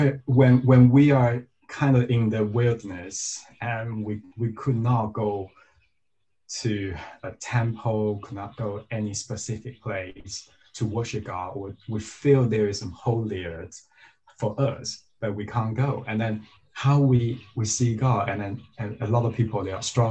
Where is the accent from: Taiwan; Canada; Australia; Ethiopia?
Taiwan; moved away; I'm originally from the Diocese of Taiwan